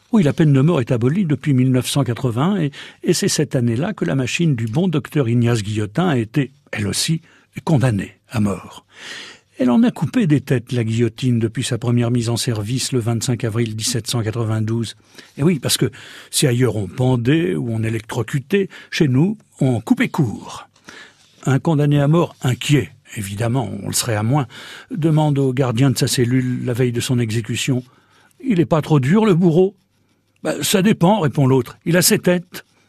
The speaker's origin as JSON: {"language": "French", "region": "Normandy", "country": "France", "said": "chez nous, en Normandie"}